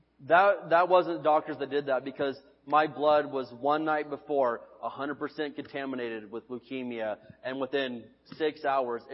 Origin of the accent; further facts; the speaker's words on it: United States; I'm an American citizen